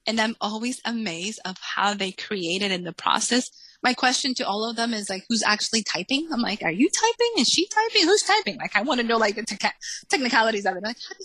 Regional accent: New England, United States; also born or lived in New York City; Even moving from up north, I grew up in New England. I went to school in New York City.

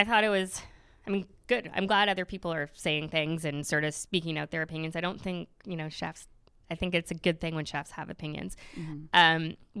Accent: Canada; I'm totally Canadian.

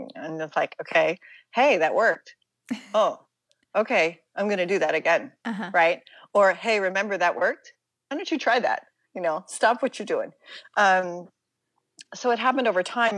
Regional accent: Pittsburgh, Pennsylvania, United States; I'm mm-hmm. from Pittsburgh, Pennsylvania

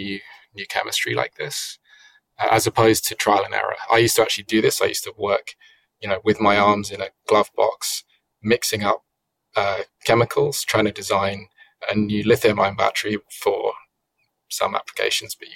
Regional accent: United Kingdom; I'm British

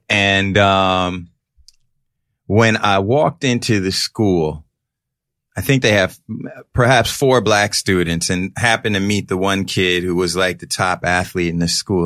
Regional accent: New York City, New York, United States; growing up on the Upper West Side

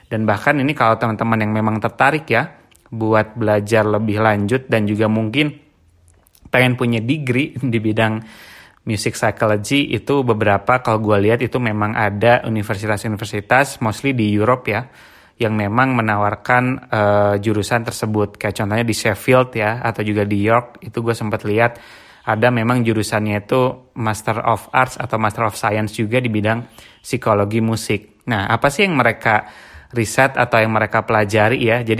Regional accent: Bandung, West Java, Indonesia; jadi kebetulan gue tuh uh, dari kecil tuh di Bandung ya dan memang cukup banyak terekspos dengan band-band

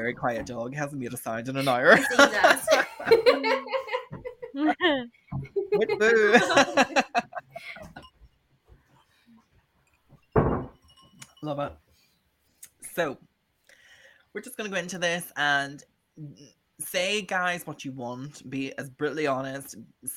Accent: Northern Ireland, United Kingdom; the other three of us are from Northern Ireland

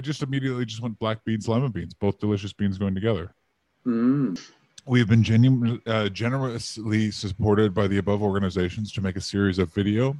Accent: United Kingdom; But yeah, but we are Brit.

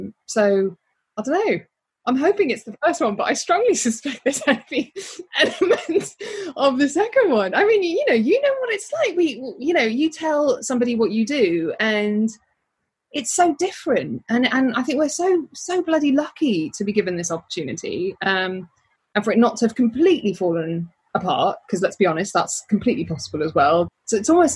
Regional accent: Birmingham, West Midlands, United Kingdom; I'm from Birmingham.

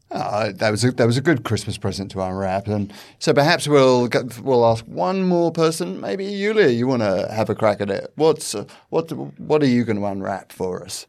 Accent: United Kingdom; now in Australia; As a British person

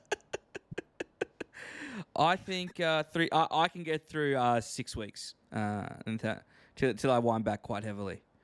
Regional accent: Queensland, Australia; I'm from Queensland

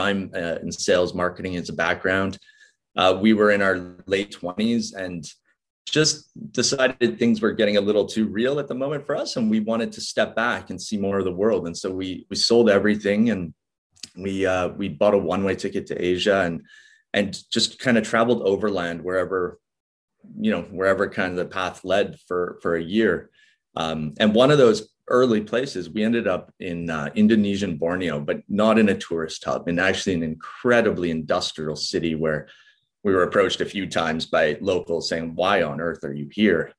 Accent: Vancouver, British Columbia, Canada; moved away; also born or lived in Norfolk Island; i'm from vancouver so the west coast of canada

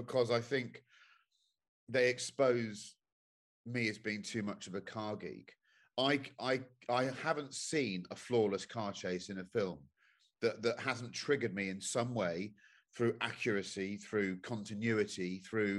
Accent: United Kingdom; as a British citizen

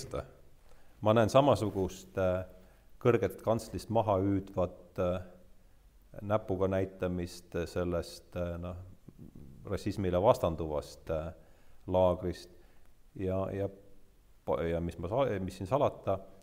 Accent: Rakvere, Lääne-Viru County, Estonia; ma olen ise ka Rakverest pärit

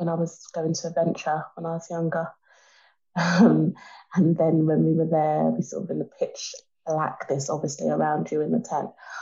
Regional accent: Jamaica; I'm Jamaican.

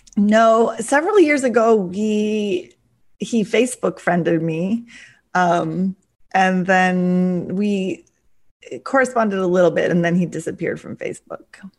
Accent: near Seattle, Washington, United States; moved away as an adult; also born or lived in Russia; I came back to Seattle because, um, it was near my hometown

